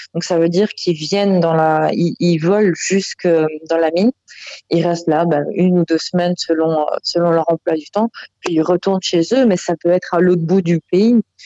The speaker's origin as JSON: {"language": "French", "country": "Belgium", "moved": "yes", "lives_now": "Australia", "said": "quand j'étais chez moi en Belgique. Hein, je suis belge"}